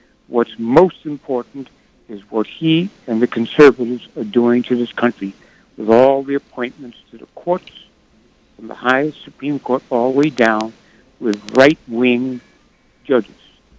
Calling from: New York City, New York, United States; from New York City.

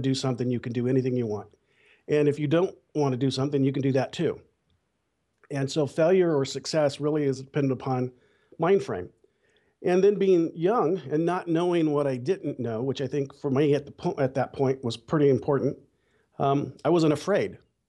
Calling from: Bakersfield, California, United States; Well, Bakersfield, California.

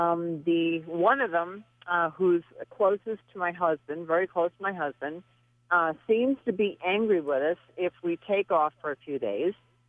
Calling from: Prescott, Arizona, United States; I'm Prescott.

